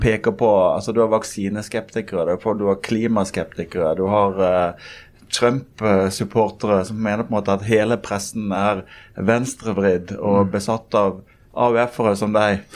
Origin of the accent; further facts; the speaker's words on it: Norway; also born or lived in Kristiansund / Bergen / Kristiansand; now in Oslo, Norway; Jeg er født i Kristiansund, oppvokst i Bergen og Kristiansand